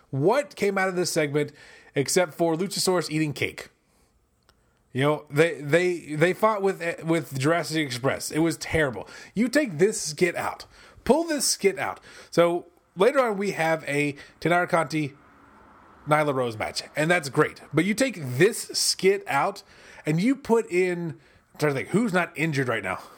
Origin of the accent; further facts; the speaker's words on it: United States; I'm an American.